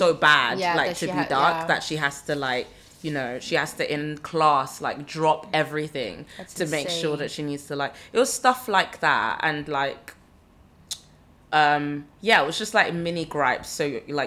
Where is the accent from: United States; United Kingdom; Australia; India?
United Kingdom; London; I grew up in London